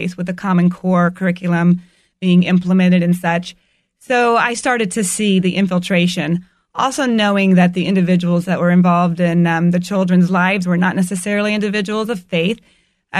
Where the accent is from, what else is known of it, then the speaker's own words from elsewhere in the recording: Tampa Bay area, Florida, United States; I was born and raised in the Tampa Bay area